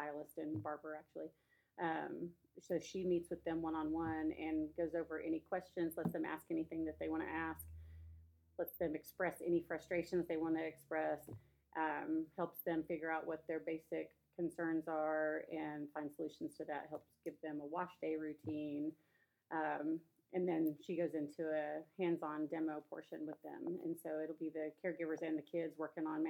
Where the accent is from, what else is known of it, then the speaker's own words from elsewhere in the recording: Midwest City, Oklahoma, United States; The neighborhood that I grew up in Midwest City, Midwest City